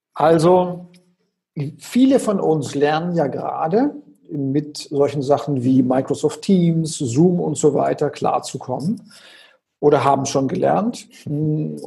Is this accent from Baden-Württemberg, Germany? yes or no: yes; Konstanz, Baden-Württemberg, Germany; ich bin ja geboren am Bodensee, in Konstanz am Bodensee